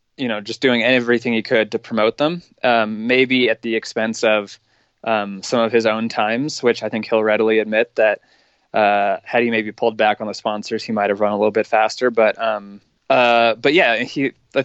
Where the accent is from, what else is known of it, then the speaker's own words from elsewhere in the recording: Golden, Colorado, United States; moved away; my hometown in Colorado, in Golden